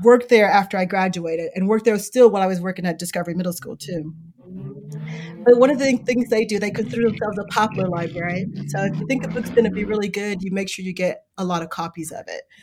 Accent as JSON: {"language": "English", "town": "Chicago", "region": "Illinois", "country": "United States", "tie": "born or raised there", "moved": "yes", "lives_now": "South Bend, United States", "said": "I grew up in Chicago on the South Side. You hear a lot about Inglewood, that's where I grew up"}